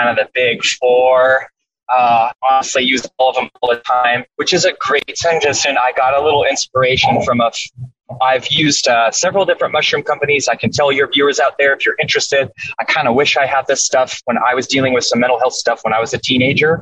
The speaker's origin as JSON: {"language": "English", "region": "Washington", "country": "United States", "moved": "yes", "said": "I'm from Washington State. I'm back here for 2 weeks"}